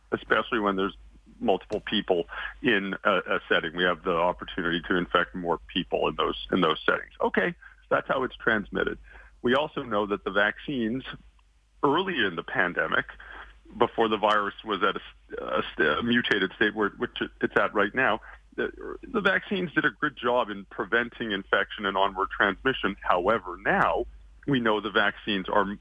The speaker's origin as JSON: {"language": "English", "town": "Calgary", "region": "Alberta", "country": "Canada", "tie": "born or raised there", "moved": "as an adult", "lives_now": "Toronto, Canada", "said": "I'm from Calgary originally."}